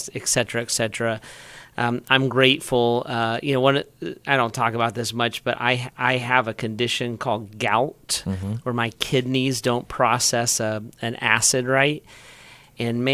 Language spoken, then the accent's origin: English; Beavercreek, Ohio, United States; moved away; I grew up in Beaver Creek